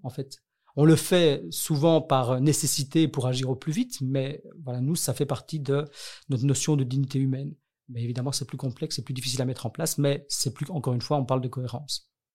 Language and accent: French; Brussels, Brussels-Capital Region, Belgium; Et je viens de Bruxelles. J'ai toujours vécu à Bruxelles.